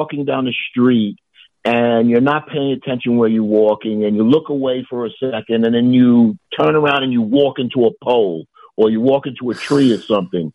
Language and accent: English; New York City, New York, United States; I grew up in New York City in the 60s and 70s